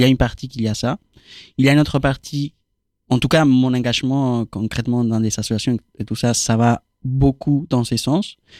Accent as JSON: {"language": "French", "country": "Argentina", "second_language": "French", "moved": "as an adult", "lives_now": "France", "said": "moi, je viens d'Argentine"}